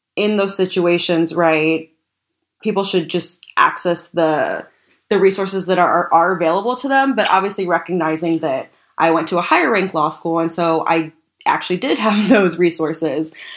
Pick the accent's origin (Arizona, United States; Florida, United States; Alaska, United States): Arizona, United States; Tucson; moved away as an adult; now in Washington, D.C., United States; I grew up in Tucson, Arizona, where immigration is very contentious